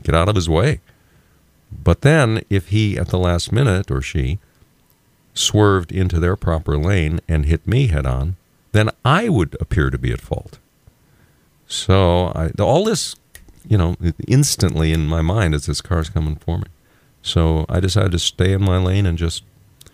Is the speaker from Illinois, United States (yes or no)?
yes; Moline, Illinois, United States; also born or lived in Dalhart, Texas; I was born in Dalhart, Texas, but I grew up mostly in Moline, Illinois